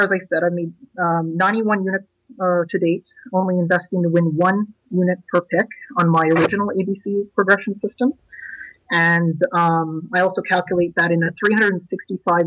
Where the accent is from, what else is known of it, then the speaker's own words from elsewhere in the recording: Ottawa, Ontario, Canada; I'm from Canada's capital, Ottawa, Canada